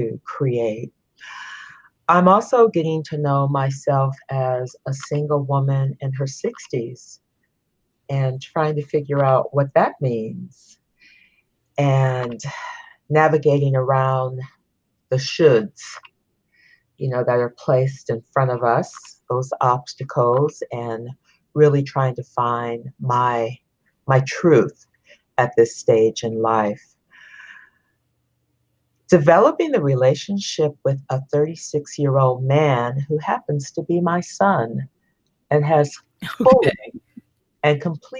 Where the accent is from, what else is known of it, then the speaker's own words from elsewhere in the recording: San Francisco, California, United States; also born or lived in Sonoma County, California; I'm a California native, born and raised in San Francisco. living now in Sonoma County